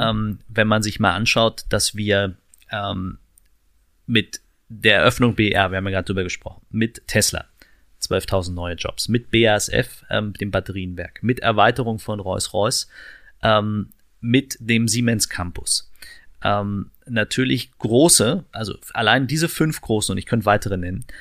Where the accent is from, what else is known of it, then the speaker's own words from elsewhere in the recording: Berlin, Germany; also born or lived in Steglitz-Zehlendorf, Berlin; ich bin im Marzahn-Hellersdorf groß geworden